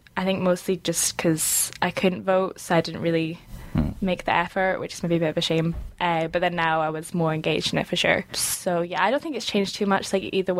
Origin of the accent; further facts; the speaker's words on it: Scotland, United Kingdom; from Scotland, as you said.